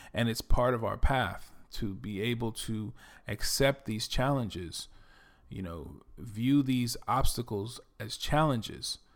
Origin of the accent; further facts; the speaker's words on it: New York City, New York, United States; accent: New York; moved away as an adult; also born or lived in Dominican Republic; now in Texas, United States; I'm originally from the Bronx, New York. You can probably tell that I'm from New York from my accent